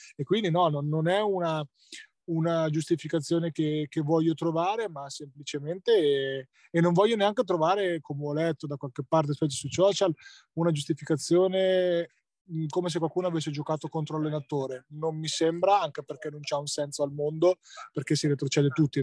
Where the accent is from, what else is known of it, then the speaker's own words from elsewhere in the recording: Ancona, Marche, Italy; essendo anconetano